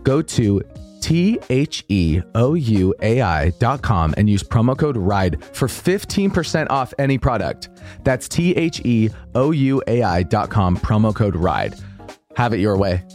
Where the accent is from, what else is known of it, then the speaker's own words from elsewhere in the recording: Boise, Idaho, United States; moved away; In Idaho, I love, you know, I love my hometown